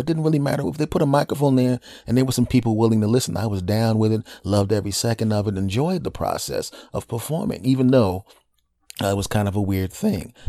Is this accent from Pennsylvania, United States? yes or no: yes; Philadelphia, Pennsylvania, United States; doing comedy in my hometown of Philadelphia